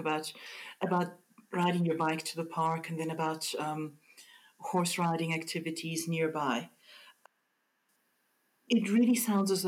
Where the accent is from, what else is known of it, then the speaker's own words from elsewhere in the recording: South Africa; As a South African